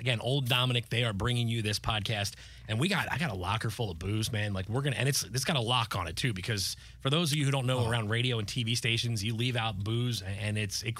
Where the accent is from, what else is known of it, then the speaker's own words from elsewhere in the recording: Pennsylvania, United States; You know, I grew up outside of Philadelphia. That was my first team that was actually worth a damn as a kid, the 93 Phillies.